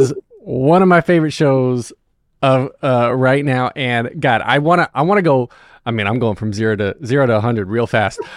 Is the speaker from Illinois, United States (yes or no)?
no; North Wilkesboro, North Carolina, United States; also born or lived in Raleigh-Durham, North Carolina; I grew up in North Wilkesboro